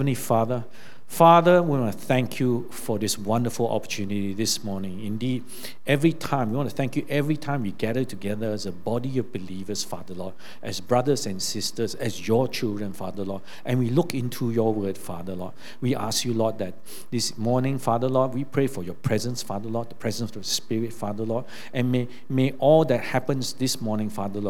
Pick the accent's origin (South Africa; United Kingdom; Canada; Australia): Australia; born there; I didn't have to pay any university fees because I was born in Australia.